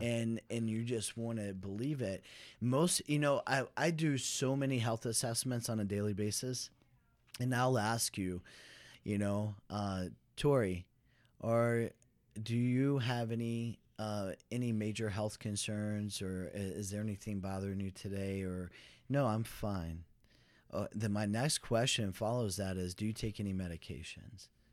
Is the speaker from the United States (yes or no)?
yes; Dallas, Texas, United States; I'm from Dallas, Fort Worth